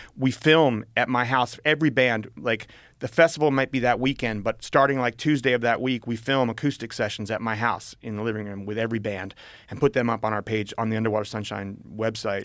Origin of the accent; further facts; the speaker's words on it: Berkeley, California, United States; growing up in Berkeley